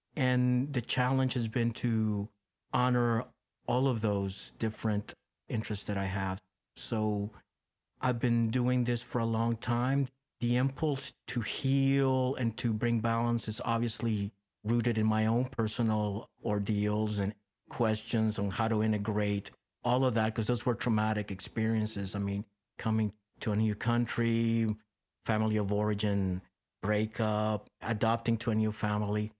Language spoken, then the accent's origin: English; Costa Rica; moved away; Growing up in Costa Rica, I was embedded in that.